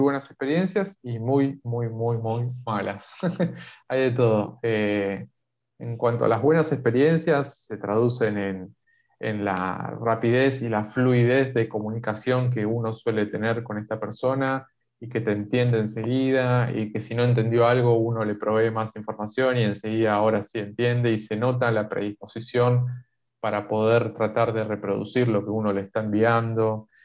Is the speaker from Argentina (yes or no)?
yes; Argentina; acá en Argentina